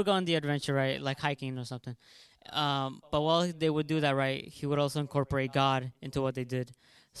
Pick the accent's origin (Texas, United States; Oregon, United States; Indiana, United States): Texas, United States; Plano; moved away; I'm from Plano, Texas.